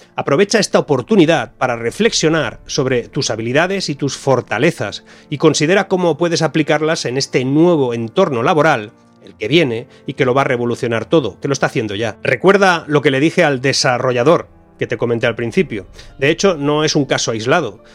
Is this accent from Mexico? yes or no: no; Spain; mi país